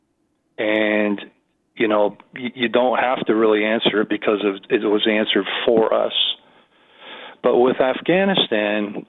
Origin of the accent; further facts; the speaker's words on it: Canada; as a Canadian